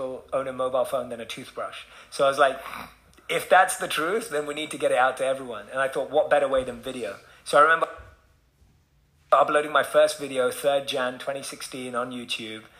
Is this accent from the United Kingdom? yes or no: yes; London, United Kingdom; moved away; Being born and raised in London, I was just like, how does this connect to that 18-year-old kid in London that I used to be?